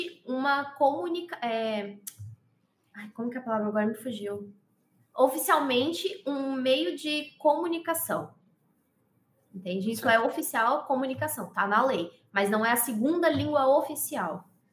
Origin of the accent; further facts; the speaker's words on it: Pernambuco, Brazil; eu tenho 27 anos, eu sou pernambucana